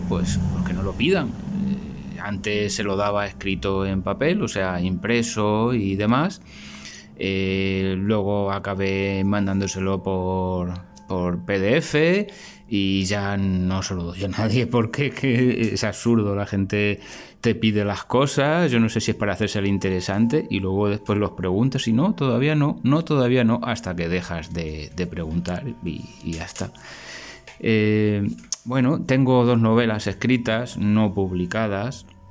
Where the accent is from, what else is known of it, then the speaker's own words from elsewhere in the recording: Spain; soy, soy de España